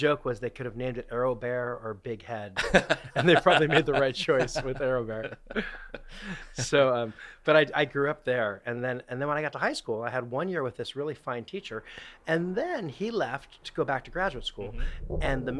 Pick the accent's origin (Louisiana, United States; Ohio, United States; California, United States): California, United States; Orange; I grew up in Orange County. Me too. City of Orange.